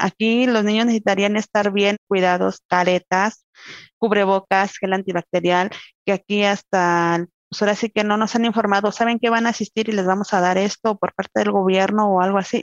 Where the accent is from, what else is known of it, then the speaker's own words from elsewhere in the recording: Tequisquiapan, Querétaro, Mexico; soy de acá de Tequisquiapan, Tequisquiapan Querétaro